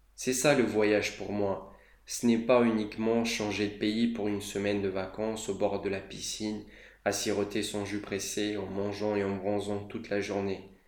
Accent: Moldova; moved away; J'ai grandi dans un petit pays qui est la Moldavie.

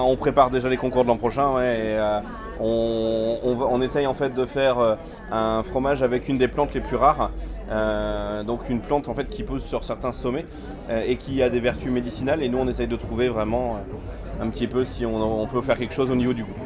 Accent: Saint-Omer, Hauts-de-France, France; je viens de Saint-Omer, une petite ville de 15 000 habitants entre Calais et Boulogne-sur-Mer dans le 62.

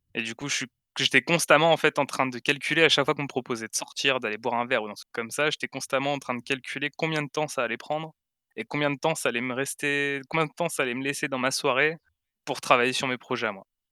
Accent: Aix-en-Provence, Provence-Alpes-Côte d'Azur, France; chez moi à Aix-en-Provence

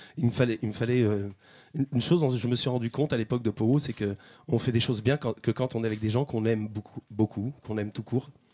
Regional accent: Chambéry, Auvergne-Rhône-Alpes, France; moved away; also born or lived in Paris; moi je suis de Chambéry

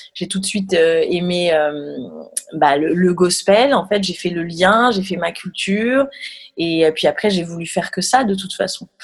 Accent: France; qu'on est français

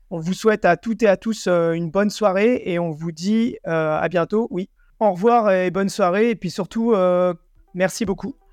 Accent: Paris, Île-de-France, France; je venais de France et de Paris

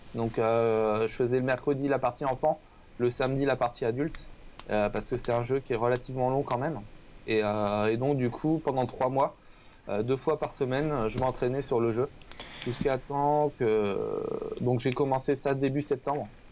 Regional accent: Le Mans, Pays de la Loire, France; je viens du Mans

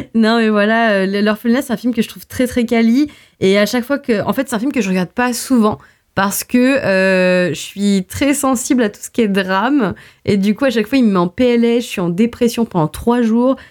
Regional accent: Portugal; en tant que portugaise

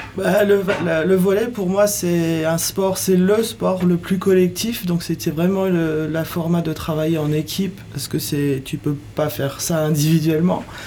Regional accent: United States; now in France; Je viens des États-Unis, donc j'ai grandi dans le monde de, sportifs dans les écoles

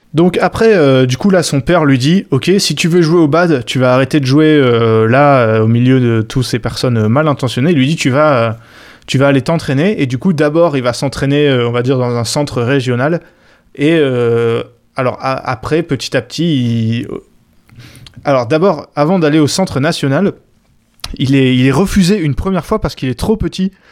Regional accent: France; en tant que Français

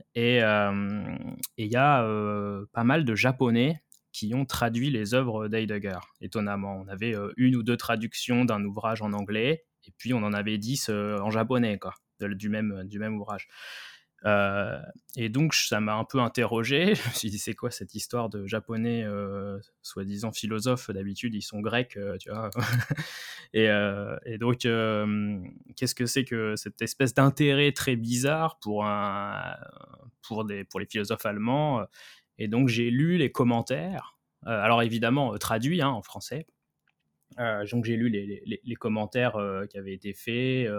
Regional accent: France; moved away as an adult; also born or lived in Kyoto, Japan; quand on est français

